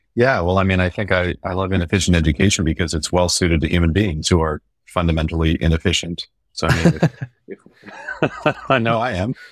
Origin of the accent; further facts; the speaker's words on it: Baltimore, Maryland, United States; I grew up in Baltimore in an Irish music community